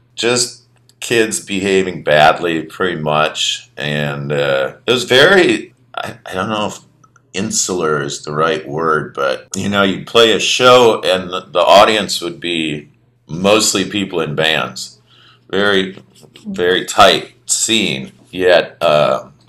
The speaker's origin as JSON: {"language": "English", "town": "Minneapolis", "region": "Minnesota", "country": "United States", "tie": "born or raised there", "also_born_or_lived": "New Orleans", "moved": "as an adult", "said": "growing up in Minneapolis"}